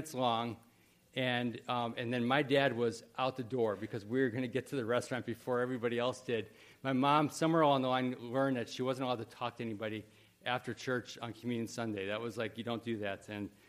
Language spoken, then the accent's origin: English; Wheaton, Illinois, United States; I grew up in Wheaton, Illinois, and there was a million churches there